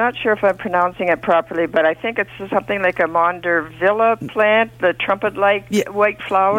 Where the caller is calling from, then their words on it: Ayton, Ontario, Canada; It's called Ayton, A-Y-T-O-N.